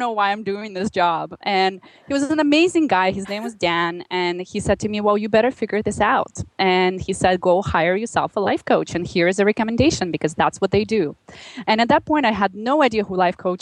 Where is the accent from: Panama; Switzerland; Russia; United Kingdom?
Russia; Magadan, Magadan Oblast; moved away as an adult; now in Canada; I grew up in Russia in a very small town called Magadan.